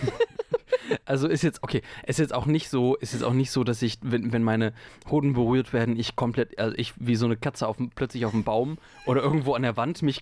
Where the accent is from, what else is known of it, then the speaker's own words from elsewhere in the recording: North Rhine-Westphalia, Germany; ich bin am Rande des Ruhrgebiets aufgewachsen